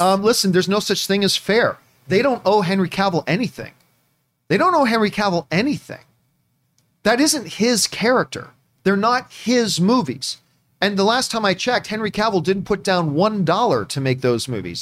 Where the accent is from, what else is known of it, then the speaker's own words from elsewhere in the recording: Hamilton, Ontario, Canada; my hometown is Hamilton, Ontario, Canada, the Hammer